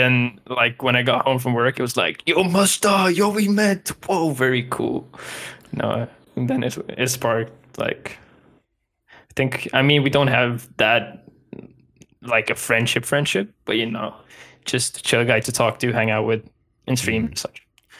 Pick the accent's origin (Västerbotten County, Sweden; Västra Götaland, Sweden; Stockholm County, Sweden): Västerbotten County, Sweden; Umeå; also born or lived in Skellefteå; I was born in Skellefteå. It's like 10 or 15 Swedish miles. So it's not even far from here. Still in the north. I lived there until I was like 4 years old, so I barely remember anything from there. And then from that I moved a bit around in Umeå